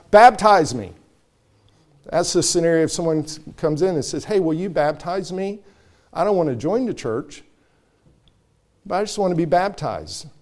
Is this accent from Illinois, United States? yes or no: no; North Carolina, United States; That's how I say it in growing up in North Carolina